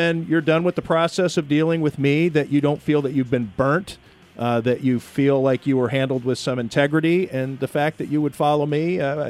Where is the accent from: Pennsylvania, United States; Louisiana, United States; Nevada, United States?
Nevada, United States; Las Vegas; now in Buffalo, United States; I was backwards. I moved to Buffalo from Las Vegas.